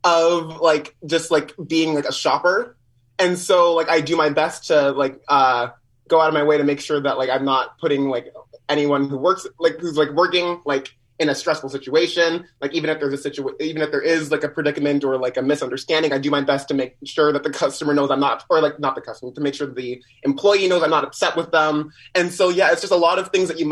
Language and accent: English; Winnipeg, Manitoba, Canada; Winnipeg born and raised.